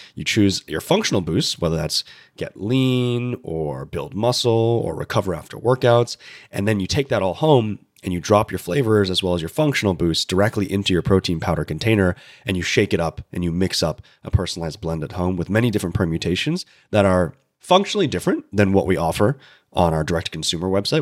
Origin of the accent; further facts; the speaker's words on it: Central Coast of California, United States; I grew up in California